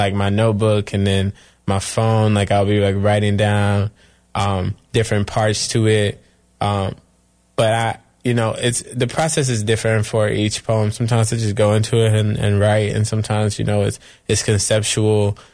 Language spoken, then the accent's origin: English; Chapel Hill, North Carolina, United States; from Chapel Hill, North Carolina, and I'm 24 years old.